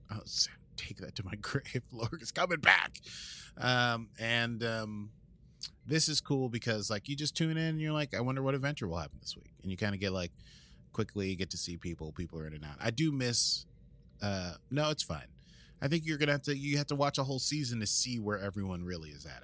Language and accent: English; United States; accent: American; My normal American accent